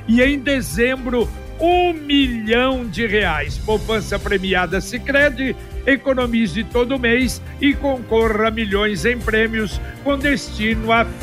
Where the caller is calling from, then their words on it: Paraná, Brazil; eu sou aqui do Vivi Xavier.